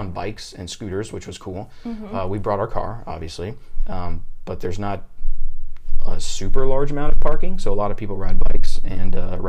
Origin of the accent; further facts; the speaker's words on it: Madison, Mississippi, United States; moved away; I am originally from Madison, Mississippi. That is right in the middle of the state, 3 hours north of New Orleans, 3 hours south of Memphis. Absolutely nothing happens there.